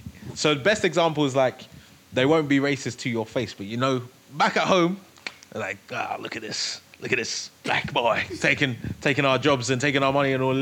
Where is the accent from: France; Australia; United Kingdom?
United Kingdom; London; now in United States; I'm British for sure. I'm not gonna deny it. I'm not. Right. You know, we're from London